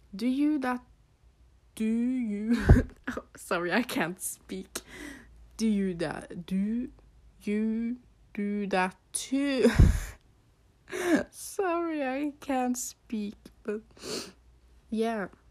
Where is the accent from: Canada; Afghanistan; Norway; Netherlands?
Norway; English is a second language; So you can probably hear that I have an accent. I am from Norway.